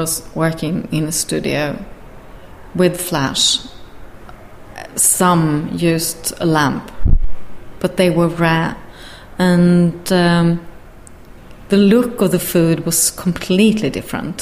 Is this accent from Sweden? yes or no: yes; Sweden; moved away as an adult; also born or lived in London; we're from Sweden, and we have been living in London for a while as well.